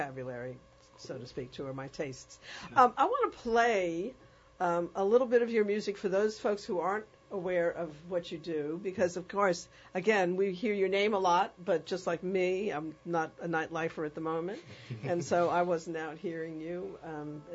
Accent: New York, United States; I grew up in New York

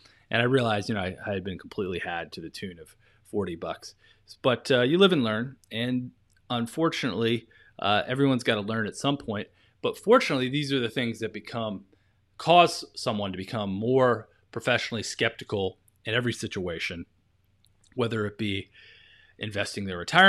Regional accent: Maryland, United States; here I am, I'm this kid from Maryland, you know, some rural county, and I had no idea what I was doing.

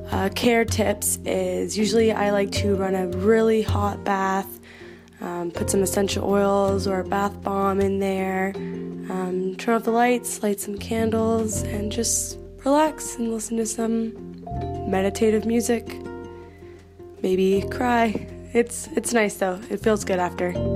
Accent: Peterborough, Ontario, Canada; I'm from Peterborough, Canada.

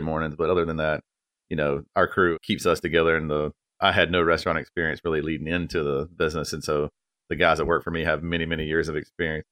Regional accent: Apex, North Carolina, United States; I'm from North Carolina, like, born

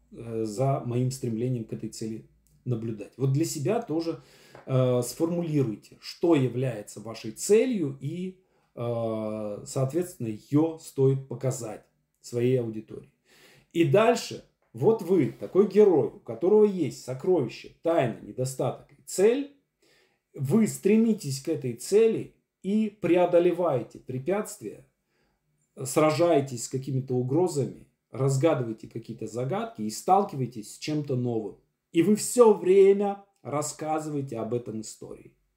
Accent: Syamzha, Vologda Oblast, Russia; now in Moscow, Russia; Я чувак из Сямжи, из деревни Вологодской области, который э, приехал в Москву и стал известным драматургом

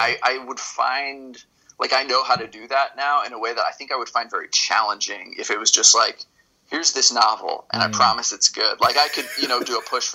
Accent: Los Angeles, California, United States; also born or lived in East Coast; Los Angeles, which is the LA area. It was my home for a long time. I went to high school out here and college

